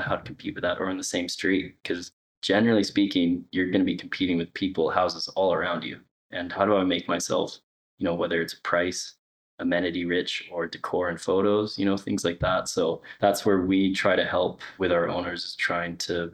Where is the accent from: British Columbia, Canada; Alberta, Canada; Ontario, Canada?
British Columbia, Canada; Kelowna; I was from Kelowna, Canada